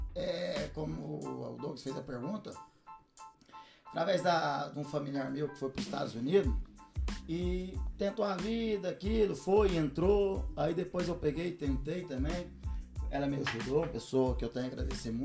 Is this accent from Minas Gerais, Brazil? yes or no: yes; Uberlândia, Minas Gerais, Brazil; moved away as an adult; also born or lived in London; now in Spain; sou de Uberlândia, viu, gente? Uberlândia, Minas Gerais, lá da nossa terrinha